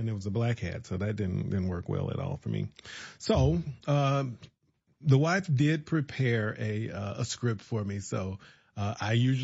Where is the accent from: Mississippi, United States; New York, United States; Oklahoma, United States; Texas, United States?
Mississippi, United States; Mound Bayou; also born or lived in Birmingham, Alabama / Jackson, Mississippi; I was born in the Mississippi Delta, raised there